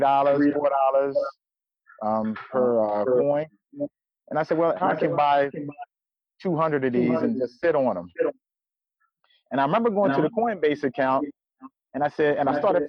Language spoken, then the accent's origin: English; Eastern Shore of Maryland, United States; I'm from the Eastern Shore of Maryland